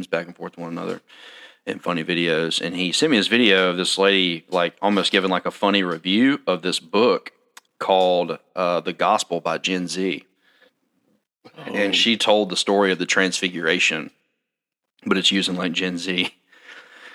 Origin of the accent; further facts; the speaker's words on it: Ackerman, Mississippi, United States; I'm from Ackerman, so of course Subway coming to town was a big deal